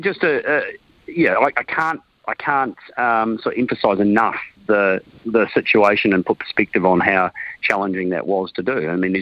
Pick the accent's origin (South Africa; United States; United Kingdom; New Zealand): New Zealand; as a Kiwi